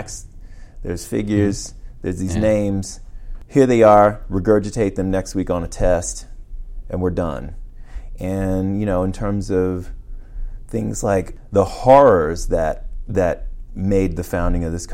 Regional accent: Washington, District of Columbia, United States; I'm from Washington, D.C., and my mother was a D.C. public school teacher

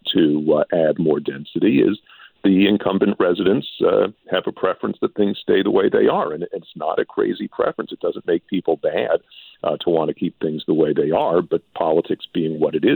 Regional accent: New York City, New York, United States; now in Canada; I grew up in New York City

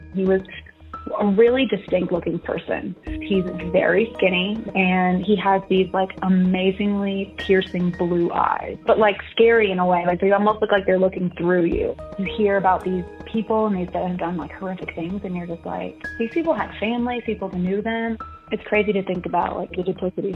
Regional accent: Gonzales, Louisiana, United States; moved away as an adult; also born or lived in New Jersey / New Orleans; now in Colorado, United States; Louisiana doesn't have counties, we have parishes. Essentially, I grew up in Ascension Parish.

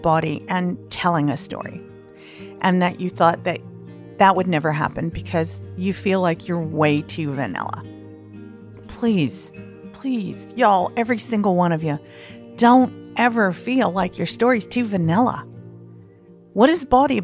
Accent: the American South, United States; accent: southern; as a Southerner

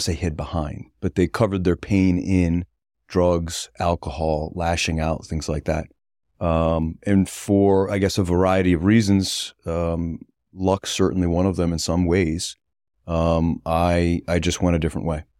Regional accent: North Kingstown, Rhode Island, United States; also born or lived in Westerly, Rhode Island; I was born in Wesley, Rhode Island, quickly moved to, uh, North Kingstown, Rhode Island

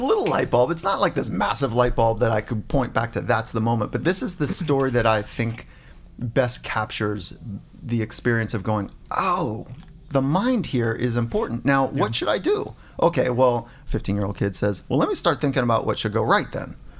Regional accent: Warrenton, Virginia, United States; I was born in Virginia, grew up on a farm

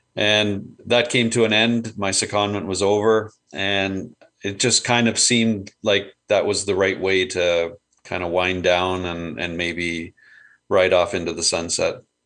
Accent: Burlington, Ontario, Canada; also born or lived in Hamilton, Ontario; grew up in Burlington

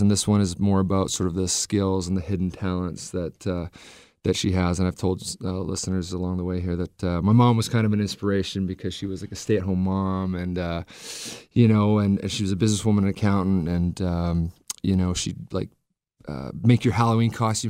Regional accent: Vancouver, British Columbia, Canada; I'm from Vancouver

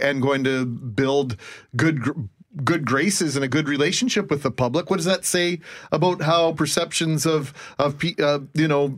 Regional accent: Winnipeg, Manitoba, Canada; also born or lived in Alberta; I grew up in the West End

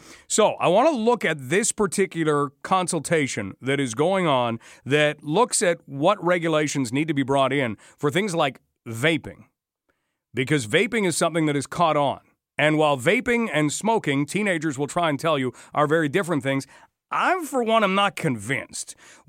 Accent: Canada; Don't worry. We are Canadian. And we are determined to remain that way.

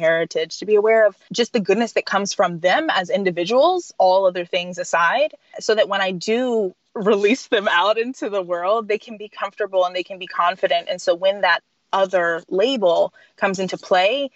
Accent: Texas, United States; now in Baltimore, United States; I'm from Texas

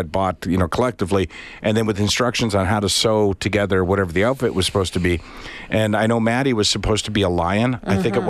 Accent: Canada; now in Edmonton, Canada; I'd say I'm fairly Canadian.

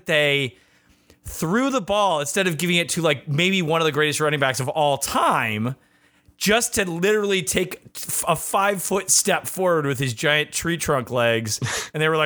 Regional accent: Ann Arbor, Michigan, United States; I'm from Ann Arbor, Michigan.

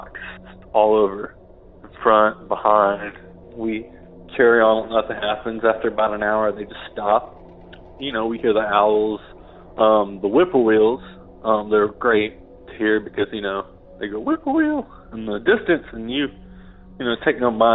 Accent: Washington County, Oklahoma, United States; I'm from the foothills of the Ozarks in Oklahoma

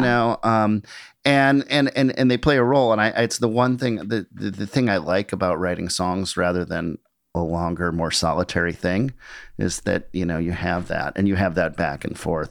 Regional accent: Minneapolis, Minnesota, United States; I grew up in Minneapolis

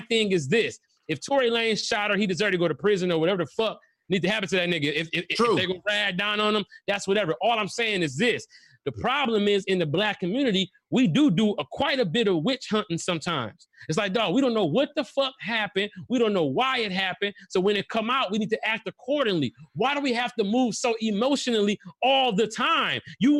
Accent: Detroit, Michigan, United States; Listen, I'm from Detroit, nigga.

